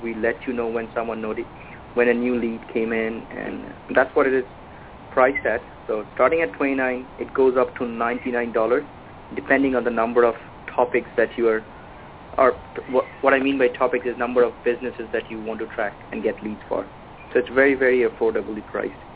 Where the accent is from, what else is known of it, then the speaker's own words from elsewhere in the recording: India; moved away as an adult; now in Halifax, Canada; I'm originally from India, came to Canada